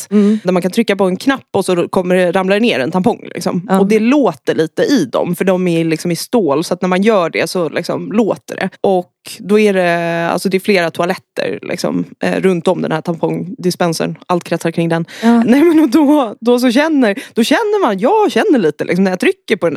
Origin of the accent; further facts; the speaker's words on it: Saltsjöbaden, Stockholm County, Sweden; jag är från Stockholm. Sen har jag flyttat runt en del. Jag växte upp i eh, Saltsjöbaden som ligger utanför, utanför Stockholm.